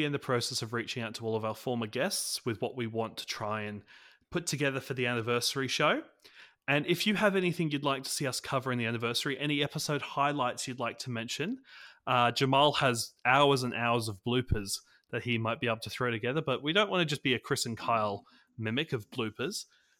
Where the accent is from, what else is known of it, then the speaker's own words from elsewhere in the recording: Australia; Not that I understand Thanksgiving at all as an Aussie. I've reached out to an Australian creator who has been playing NBA All World